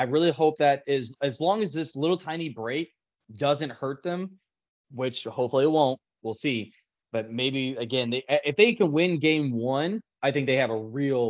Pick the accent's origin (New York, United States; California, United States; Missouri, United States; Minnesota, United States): Missouri, United States; St. Louis